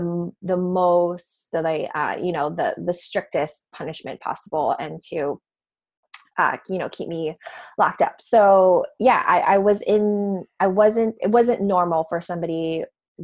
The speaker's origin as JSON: {"language": "English", "region": "Hawaii", "country": "United States", "tie": "born or raised there", "said": "So I'm from Hawaii. Grew up, you know, beaches and waterfalls and all of that great stuff."}